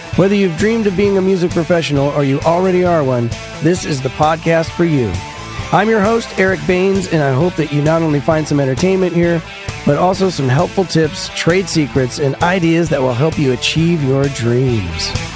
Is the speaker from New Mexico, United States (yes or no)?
no; Denver, Colorado, United States; moved away; also born or lived in New York; I grew up in Denver